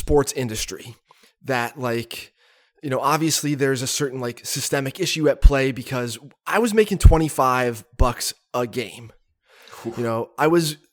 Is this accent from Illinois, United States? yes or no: no; Catasauqua, Pennsylvania, United States; my front door growing up in Catasauqua